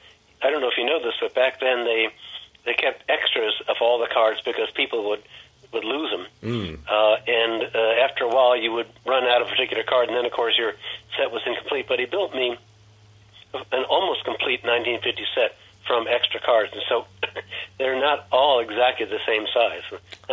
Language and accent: English; Cooperstown, New York, United States; also born or lived in Philadelphia; Most of the time I lived outside New York City or in Cooperstown. I was born in Cooperstown.